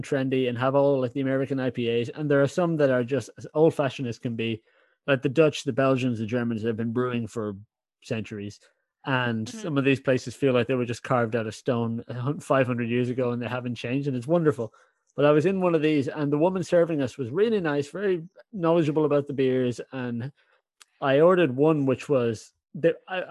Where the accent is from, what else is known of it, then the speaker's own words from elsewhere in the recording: Ireland; now in Netherlands; I'm an Irish guy in the Netherlands.